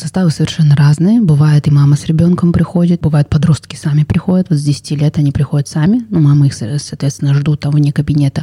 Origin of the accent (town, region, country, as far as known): Kazakhstan